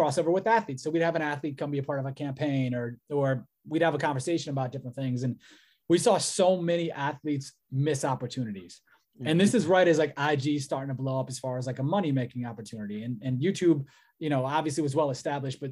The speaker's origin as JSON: {"language": "English", "town": "Cleveland", "region": "Ohio", "country": "United States", "said": "I'm from Cleveland"}